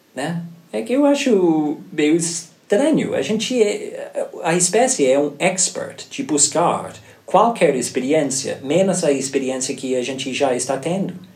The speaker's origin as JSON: {"language": "Portuguese", "country": "Ireland", "tie": "born or raised there", "second_language": "Portuguese", "moved": "as an adult", "lives_now": "Brazil", "said": "eu nasci na Irlanda"}